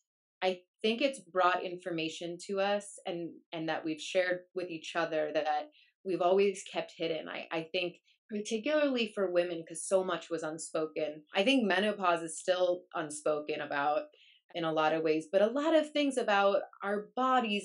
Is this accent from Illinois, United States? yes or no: yes; Chicago, Illinois, United States; moved away as an adult; also born or lived in Madison, Wisconsin; now in Los Angeles, United States; I grew up in Chicago and went to school in Madison, Wisconsin